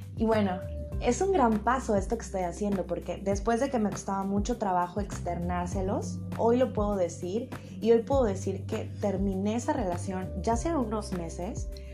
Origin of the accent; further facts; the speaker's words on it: Mexico; México es uno de los países que, más me escucha, es mi país de donde yo soy